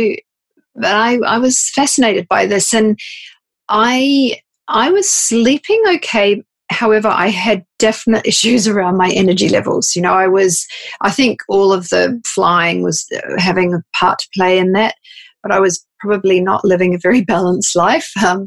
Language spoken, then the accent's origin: English; New Zealand; moved away as an adult; also born or lived in Sydney, Australia; I grew up in New Zealand, and had work experience, I moved to Sydney, Australia